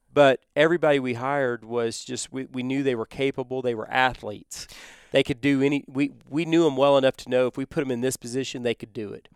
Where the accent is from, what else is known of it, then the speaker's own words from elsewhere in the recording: Texas, United States; where we grew up in Texas